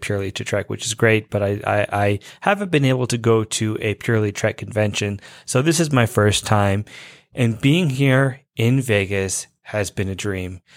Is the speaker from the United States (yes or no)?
no; Canada; now in Toronto, Canada; I am Canadian and I'm actually in Toronto